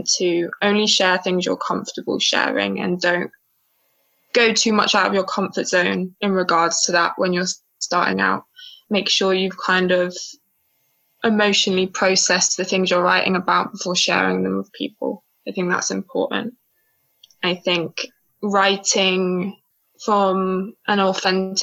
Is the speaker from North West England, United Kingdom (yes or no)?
no; Cornwall, South West England, United Kingdom; I was born and raised on Cornish sand, far away from the Mangala hills of Islamabad.